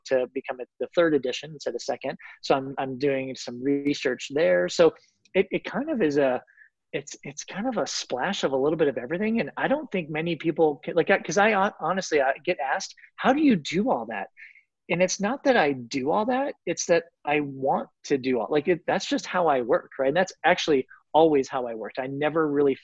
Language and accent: English; Colorado, United States; also born or lived in Florida; I grew up in Colorado